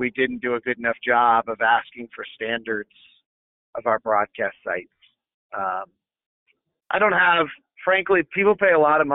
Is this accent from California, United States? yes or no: yes; Bay Area, California, United States; I grew up in the Bay Area listening to Greg Papa.